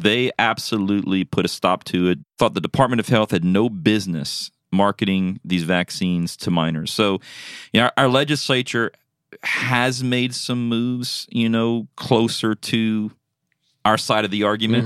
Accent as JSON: {"language": "English", "region": "South Louisiana", "country": "United States", "moved": "yes", "said": "I'm originally from Louisiana. That's my home"}